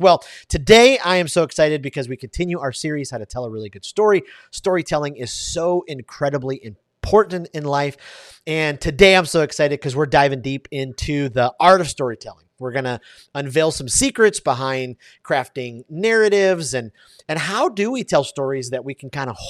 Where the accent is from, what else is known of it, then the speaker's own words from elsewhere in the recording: Detroit, Michigan, United States; So even though I grew up in Detroit, man, I just love the Splendid Splinter.